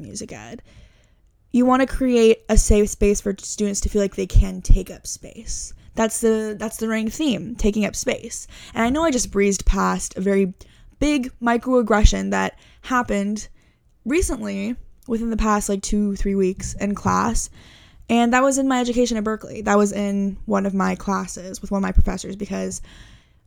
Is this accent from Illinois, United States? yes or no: no; Houston, Texas, United States; moved away; I grew up in Houston, Texas